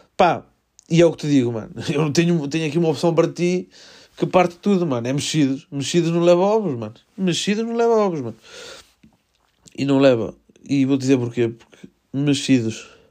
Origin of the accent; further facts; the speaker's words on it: Melgaço, Norte, Portugal; Eu sou de Melgaço, vejo, miro a Espanha do, por mim ventana